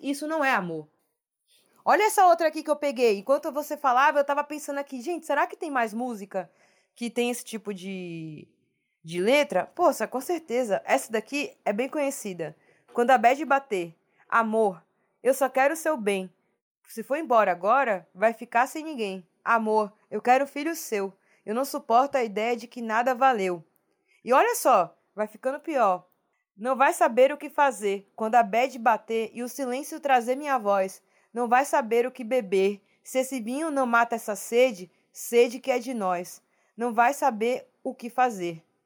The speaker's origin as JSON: {"language": "Portuguese", "town": "Salvador", "region": "Bahia", "country": "Brazil", "said": "Eu sou da Bahia, de Salvador. Beijo, Bahia, Salvador, terra linda"}